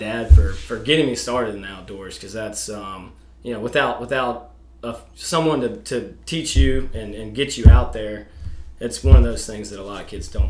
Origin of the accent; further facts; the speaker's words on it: United States; also born or lived in Alaska; I grew up in the Chesapeake Bay, born and raised.